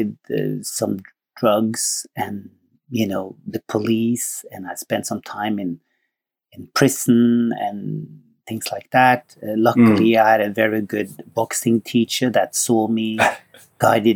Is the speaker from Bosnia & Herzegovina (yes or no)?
no; Norway; moved away as an adult; also born or lived in Sweden; I'm from Norway